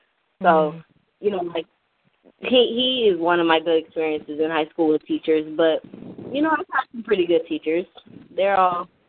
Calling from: Las Vegas, Nevada, United States; I'm calling in from Las Vegas.

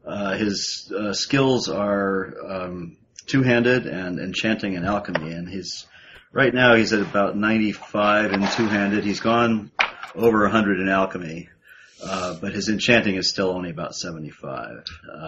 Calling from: Massachusetts, United States; I'm calling in from Western Massachusetts.

